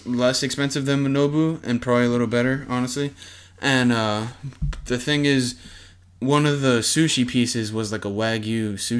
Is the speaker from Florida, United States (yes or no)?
yes; Florida, United States; we're from Florida